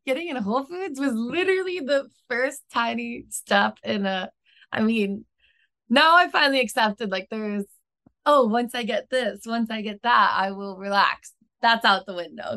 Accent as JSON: {"language": "English", "region": "Midwest", "country": "United States", "also_born_or_lived": "Chicago / Sydney, Australia", "moved": "as an adult", "lives_now": "San Diego, United States", "said": "I'm from the Midwest"}